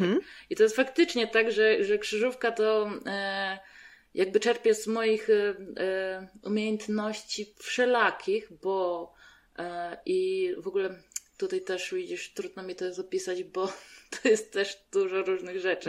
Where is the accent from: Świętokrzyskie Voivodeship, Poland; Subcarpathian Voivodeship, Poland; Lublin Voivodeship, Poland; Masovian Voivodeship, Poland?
Subcarpathian Voivodeship, Poland; Radymno; now in Łódź, Poland; bo ja z Łodzi nie jestem. Ja pochodzę z Podkarpacia, z Radymna